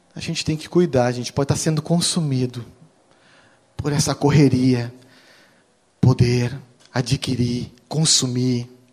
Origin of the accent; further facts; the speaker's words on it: Rio Grande do Sul, Brazil; Sou gaúcho